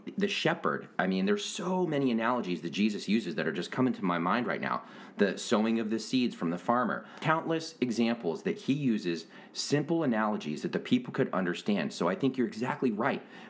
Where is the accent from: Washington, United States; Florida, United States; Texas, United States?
Washington, United States; moved away; growing up in Washington